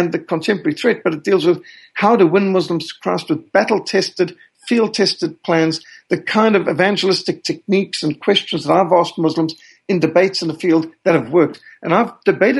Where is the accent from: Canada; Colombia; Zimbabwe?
Zimbabwe; accent: Rhodesian; also born or lived in Cape Town, South Africa; I was born in Cape Town, South Africa in 1960, and I was raised in Rhodesia. And some who've come from those areas would recognize that my accent is actually more Rhodesian than South African